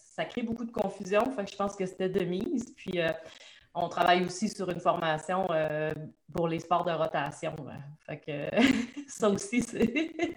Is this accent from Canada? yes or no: yes; Trois-Rivières, Quebec, Canada; je suis une petite fille de Trois-Rivières